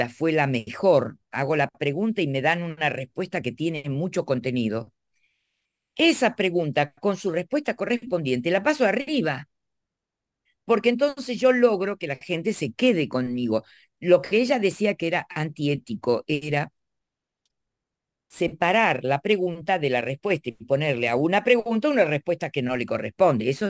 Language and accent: Spanish; Argentina; Porque para la zona de la Argentina de donde yo soy, la S del medio era aspirada, pero para, para acá no. Para acá se pronuncian todas.